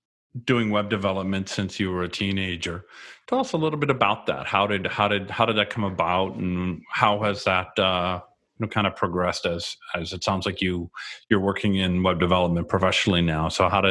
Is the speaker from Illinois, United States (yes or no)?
yes; Chicago, Illinois, United States; moved away; I'm originally from the Chicago area